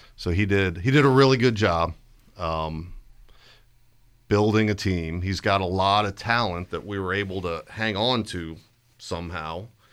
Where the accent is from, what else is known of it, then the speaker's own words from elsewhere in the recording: Stafford, Virginia, United States; when I grew up in Stafford in the seventies and eighties